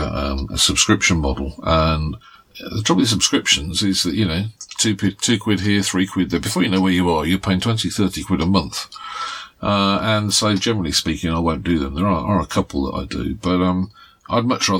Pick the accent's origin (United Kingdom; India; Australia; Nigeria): United Kingdom; we are British